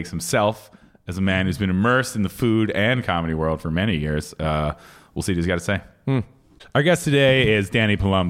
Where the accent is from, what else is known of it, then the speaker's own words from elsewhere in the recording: Philadelphia, Pennsylvania, United States; A fellow son of PA, much like myself, but from the other side of the state. And the thing is, growing up in Philly